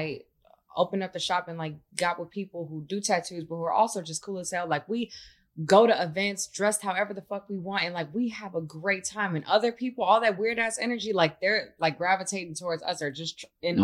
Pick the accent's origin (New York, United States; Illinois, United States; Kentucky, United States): Illinois, United States; Chicago; now in Los Angeles, United States; I'm from Chicago.